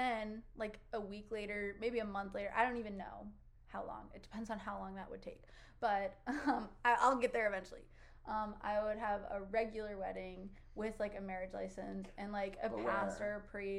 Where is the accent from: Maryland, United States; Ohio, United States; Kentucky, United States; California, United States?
Ohio, United States; Cleveland; currently my hometown is Cleveland